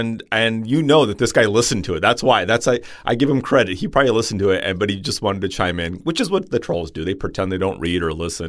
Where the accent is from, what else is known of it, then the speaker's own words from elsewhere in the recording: California, United States; Don't ever say that. I'm from California.